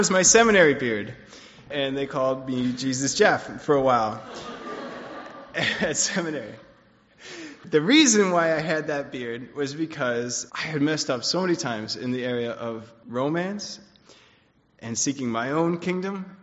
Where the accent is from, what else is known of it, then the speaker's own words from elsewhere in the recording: Switzerland; I grew up in Switzerland, and my family wasn't Christian when I was growing up